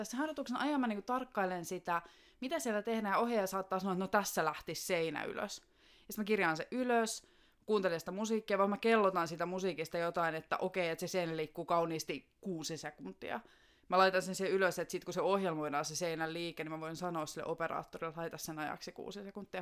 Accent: Joutsa, Central Finland, Finland; moved away as an adult; now in Helsinki, Finland; mä tuun Joutsasta, joka on semmoinen pikkuinen kunta tuolla Keski-Suomessa. Alun perin siis sieltä, mutta on 2006 vuodesta asti asunut Helsingissä.

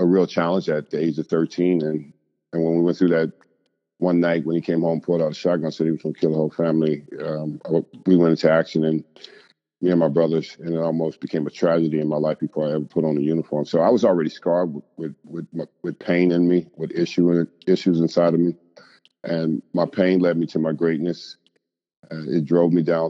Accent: California, United States; when I was growing up in California

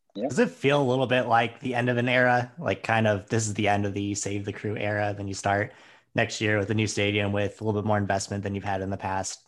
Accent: St. Louis, Missouri, United States; As St. Louisans

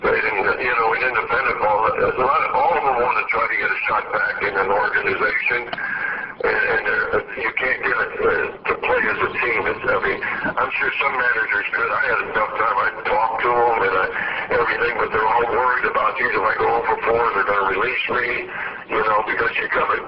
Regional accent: San Francisco, California, United States; San Francisco, my hometown, people that I went to school

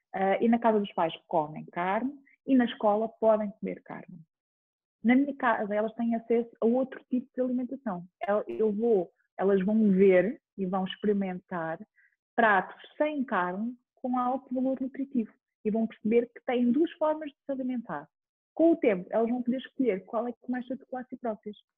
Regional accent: Chamusca, Ribatejo, Portugal; also born or lived in Almeirim; now in Lisbon, Portugal; eu sou de uma aldeia que se chama Parreira, mais do Conselho da Chamusca. Depois vivi muito tempo em Almeirim

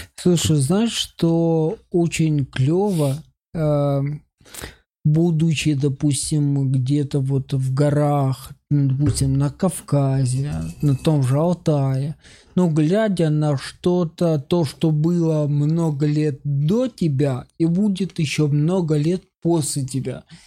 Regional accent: Ukraine; moved away; Я же типа из Украины

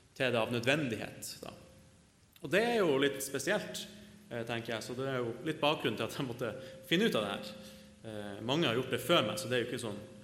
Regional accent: Northern Norway, Norway; av legning så er jeg nordlending

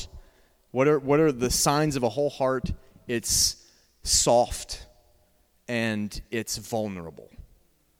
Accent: Georgia, United States; I'm from Georgia.

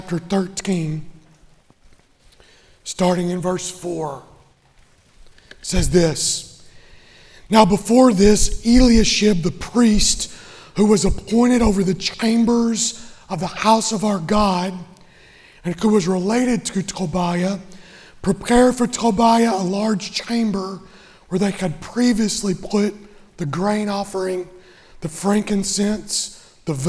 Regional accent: Western Kentucky, United States; I grew up in Western Kentucky, where basketball is king

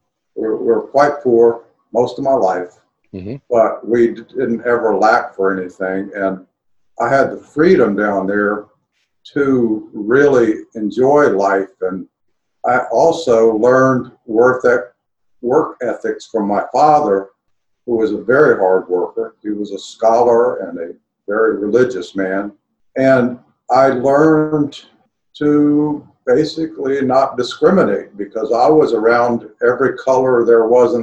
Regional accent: Brazil; My father was called to the mission field, so I grew up in Brazil.

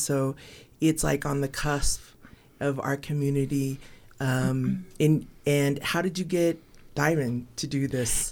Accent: Texas, United States; I come from Texas

